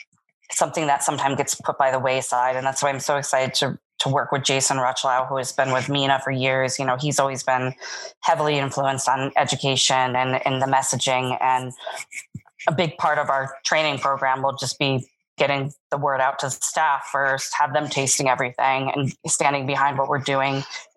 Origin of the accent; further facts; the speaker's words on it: East Coast, United States; now in Las Vegas, United States; I'm from the East Coast.